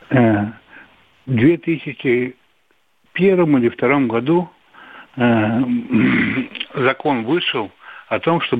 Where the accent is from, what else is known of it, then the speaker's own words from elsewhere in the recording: Crimea, Ukraine; Я из Крыма.